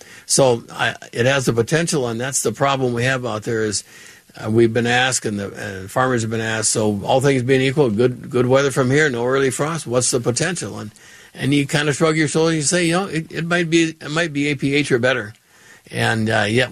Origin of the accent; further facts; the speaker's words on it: Allendale, North Dakota, United States; moved away; where I grew up in Allendale